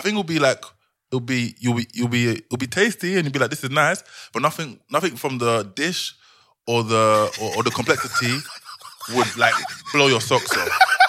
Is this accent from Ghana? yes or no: yes; Ghana; now in Other; I'm Ghanaian. Obviously, I can make rice.